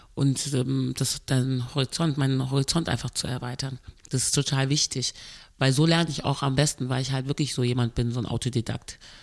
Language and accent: German; Cologne, North Rhine-Westphalia, Germany; also born or lived in Birmingham, England; Ich bin ja hier aufgewachsen in Deutschland